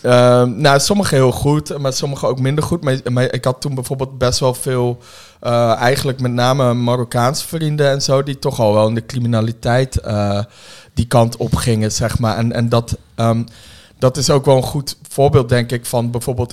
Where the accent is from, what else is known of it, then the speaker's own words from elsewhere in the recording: Woerden, Utrecht, Netherlands; also born or lived in Germany; ik kom uit de Schilderswijk. Oh, eh, in Den Haag? Eh, nee, uit, uit Woerden